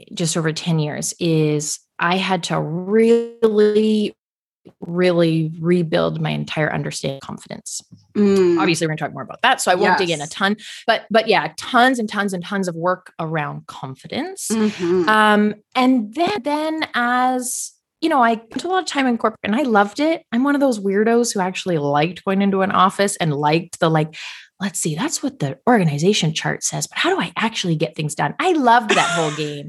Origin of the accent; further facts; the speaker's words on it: across the river from Michigan, Ontario, Canada; I'm sort of across the river from Michigan. I am Canadian, but I'm like an honorary Michigander pretty much.